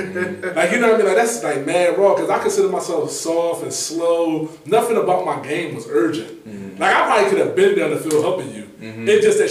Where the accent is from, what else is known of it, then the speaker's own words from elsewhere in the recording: Philadelphia, Pennsylvania, United States; We from South Philly